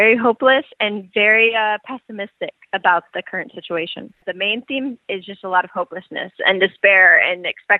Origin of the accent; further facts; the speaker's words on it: United States; moved away as an adult; now in Beirut, Lebanon; because we are American